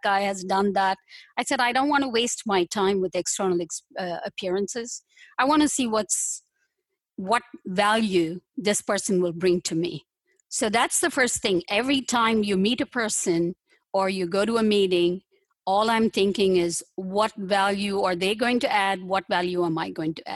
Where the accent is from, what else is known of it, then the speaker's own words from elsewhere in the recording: southern India, India; moved away as an adult; now in United States; I'm from India, southern part of India. And I came here quite a while ago